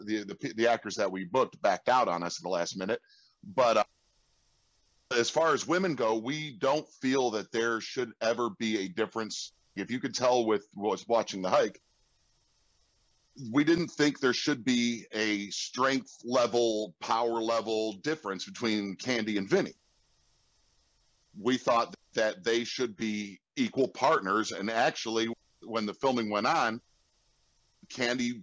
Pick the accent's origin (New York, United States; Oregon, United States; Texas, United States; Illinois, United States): Illinois, United States; Chicago; I grew up on the South Side of Chicago